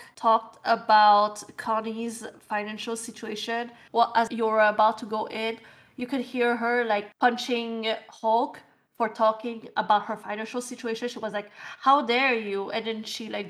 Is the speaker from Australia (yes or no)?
no; Canada; I'm a Canadian